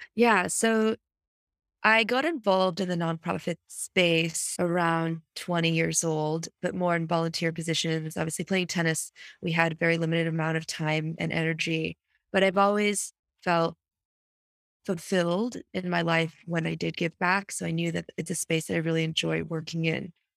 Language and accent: English; United States; I'm proud of being an American